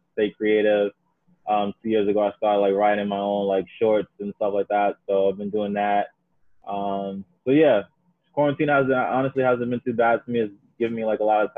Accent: New York City, New York, United States; also born or lived in Maryland; born and raised in Queens, New York

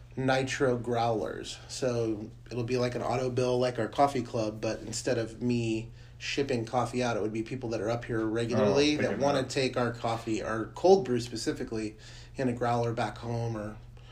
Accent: United States; I'm an American.

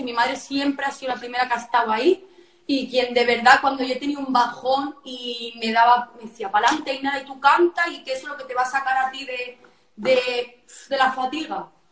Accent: a town in the province of Barcelona, Catalonia, Spain; Yo soy de Barcelona, un pueblo de Barcelona, de Cuní.

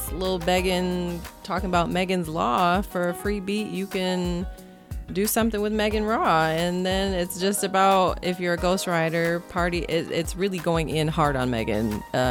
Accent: Michigan, United States; I am a Michigan native, mother of four

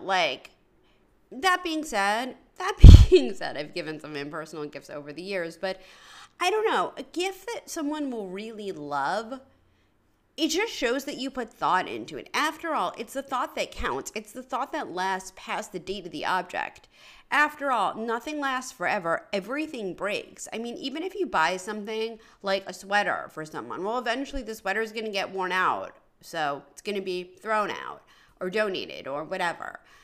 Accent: New York City, New York, United States; moved away; I grew up on the Upper East Side of Manhattan near Bloomingdale's

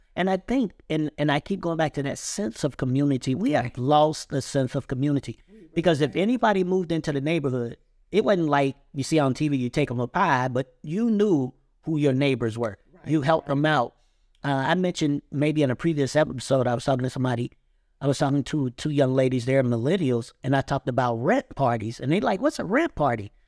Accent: Cincinnati, Ohio, United States; we grew up together in Cincinnati, Kennedy Heights

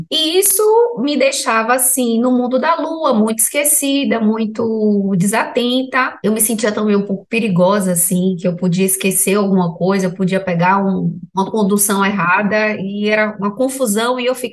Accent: Salvador, Bahia, Brazil; Eu sou de Salvador, Bahia. Aqui eu não sei se tem muitas casas de ayahuasca

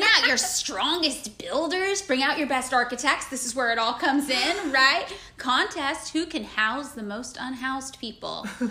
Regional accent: Portland, United States; I'm from Portland

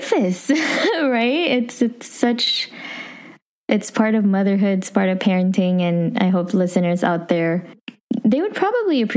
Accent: Philippines; accent: Filipino; English is a second language; moved away; There's my Filipino accent

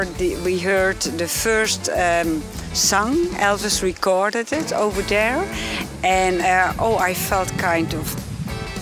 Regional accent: Netherlands; I'm from Holland.

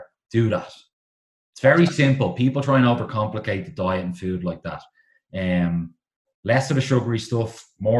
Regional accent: Dublin, Leinster, Ireland; I'm from South Dublin originally, Dean's Grange

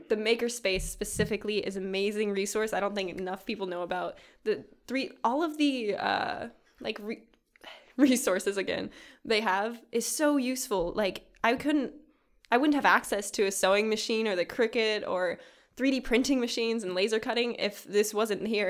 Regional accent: Kodiak, Alaska, United States; moved away; my hometown, Kodiak, Alaska

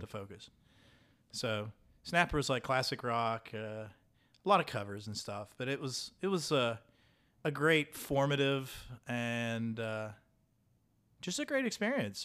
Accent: Point Pleasant, West Virginia, United States; moved away; I'm from Point Pleasant

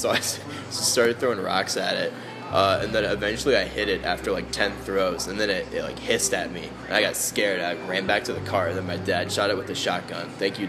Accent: Clarkston, Michigan, United States; moved away; also born or lived in Alabama; Yeah, I'm from Downstate, Michigan.

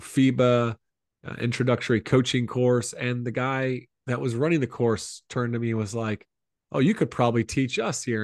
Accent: Columbia, South Carolina, United States; I grew up in Columbia, South Carolina

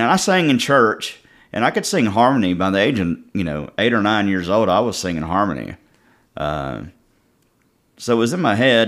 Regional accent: Cut and Shoot, Texas, United States; also born or lived in Houston, Texas; Camp Creek, I grew up spending all my time at Camp Creek.

